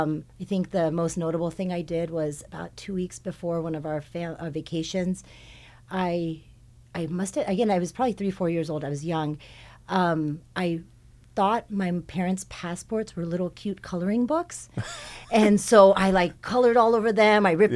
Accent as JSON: {"language": "English", "town": "Hawthorne", "region": "California", "country": "United States", "tie": "born there", "said": "Okay, so I was born in the South Bay. When I was born, my family lived in Hawthorne."}